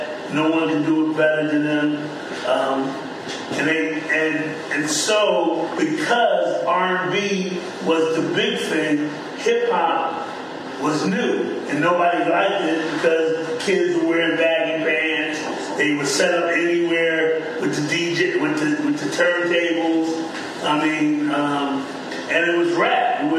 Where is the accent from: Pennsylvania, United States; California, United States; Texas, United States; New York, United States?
Pennsylvania, United States; Philadelphia; I grew up in East Falls.